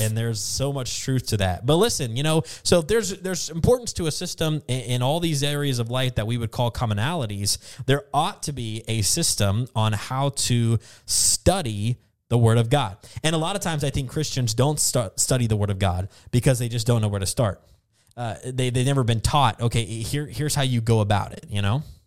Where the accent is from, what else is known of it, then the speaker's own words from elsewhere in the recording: the South, United States; moved away as an adult; also born or lived in the West (US) / the Northeast (US); now in Northeast, United States; growing up in the South and living in the West for a while, moving out to the Northeast